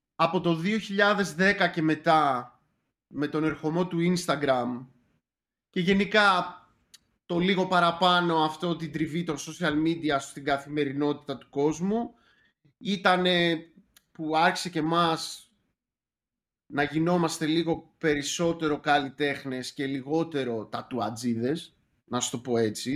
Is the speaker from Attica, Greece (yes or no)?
yes; Athens, Attica, Greece; also born or lived in Sparta; τα παιδικά μου χρόνια ήταν στην Αθήνα, ανάμεσα Αθήνα και Σπάρτη, που από Σπάρτη είναι ε, η οικογένειά μου